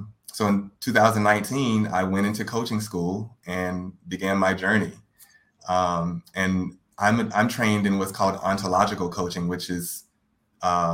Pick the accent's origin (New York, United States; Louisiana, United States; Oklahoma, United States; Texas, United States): Louisiana, United States; Baton Rouge; I'm originally from Baton Rouge, Louisiana